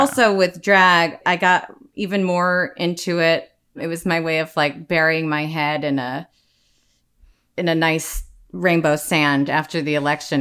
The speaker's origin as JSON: {"language": "English", "region": "Midwest", "country": "United States", "tie": "born or raised there", "said": "growing up in the Midwest"}